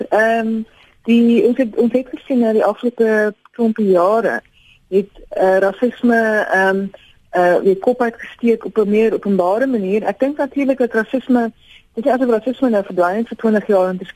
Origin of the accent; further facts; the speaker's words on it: South Africa; ons as Afrikaners